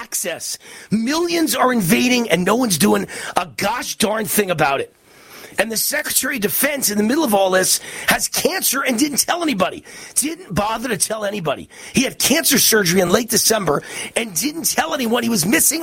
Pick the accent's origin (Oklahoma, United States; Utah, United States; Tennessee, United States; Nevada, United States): Nevada, United States; Las Vegas; my hometown of Las Vegas